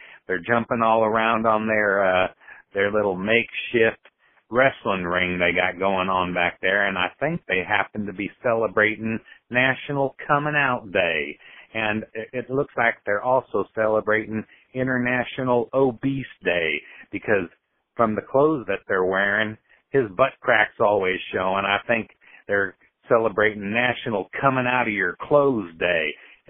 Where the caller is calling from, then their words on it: Florida, United States; I'm a fan from Florida, and I've been listening for a long time.